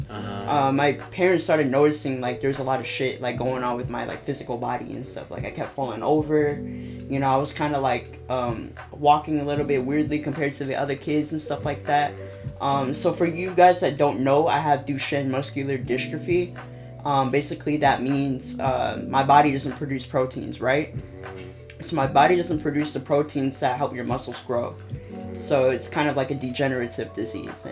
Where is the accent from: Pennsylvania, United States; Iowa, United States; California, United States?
Iowa, United States; Des Moines; I'm 19 years old, born and raised in Des Moines, Iowa, graduated from Hoover High School